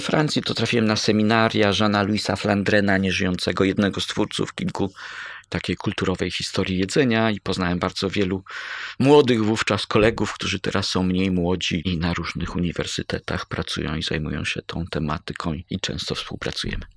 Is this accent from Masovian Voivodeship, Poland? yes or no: no; Bydgoszcz, Kuyavian-Pomeranian Voivodeship, Poland; also born or lived in Koronowo; Mieszkałem w Bydgoszczy, urodziłem się w Koronowie pod Bydgoszczą, ale z Bydgoszczy, można powiedzieć